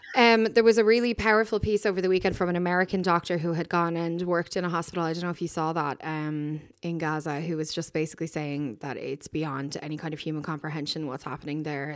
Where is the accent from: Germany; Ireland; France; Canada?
Ireland; Dublin, Leinster; I said, "Ireland." And, uh, she said, "Where in Ireland?" And I said, "Dublin."